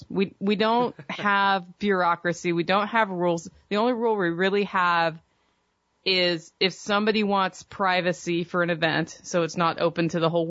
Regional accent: Oregon, United States; moved away as an adult; now in Tennessee, United States; I grew up in Oregon.

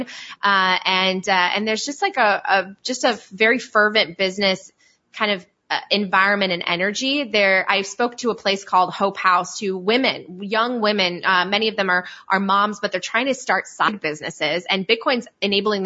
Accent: Poland; moved away; also born or lived in Italy; I'm from Poland and I also lived in Italy.

